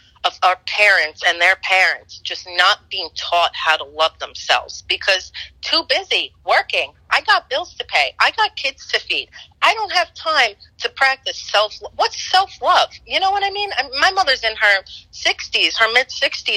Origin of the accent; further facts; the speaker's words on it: New York City, New York, United States; growing up in Roman Catholic Brooklyn, New York